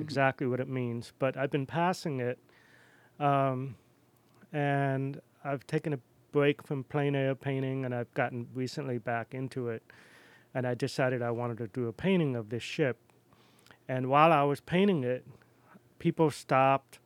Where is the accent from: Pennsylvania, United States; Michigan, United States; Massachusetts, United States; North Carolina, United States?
Massachusetts, United States; Wellfleet; accent: New York; also born or lived in New York City / Boston / Philadelphia / Rome, Italy; now in Astoria, United States; I grew up in Cape Cod